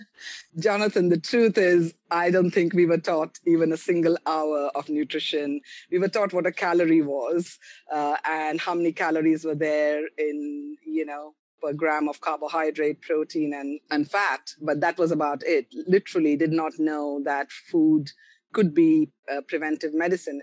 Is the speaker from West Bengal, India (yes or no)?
yes; Kolkata, West Bengal, India; moved away as an adult; also born or lived in Karnataka, India / Pondicherry, India / Delhi, India; Although I'm a South Indian, I grew up in Bengal, in Calcutta.